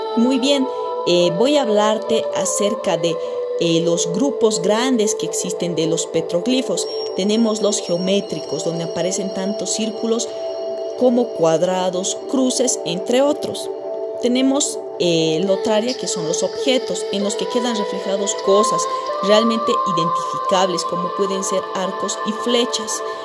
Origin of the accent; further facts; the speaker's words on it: Bolivia; Yo como boliviana